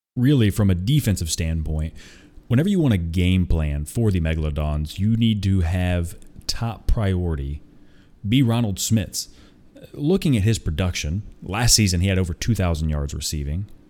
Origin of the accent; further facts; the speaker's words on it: Tulsa, Oklahoma, United States; moved away as an adult; also born or lived in Nashville, Tennessee; I am originally from Tulsa, Oklahoma, so is my wife.